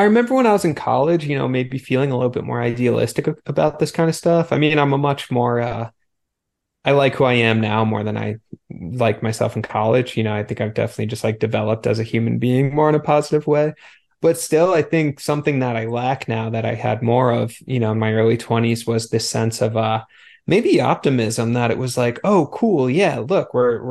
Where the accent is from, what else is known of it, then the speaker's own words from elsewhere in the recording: Long Island, New York, United States; white dude, grew up in the suburbs, Long Island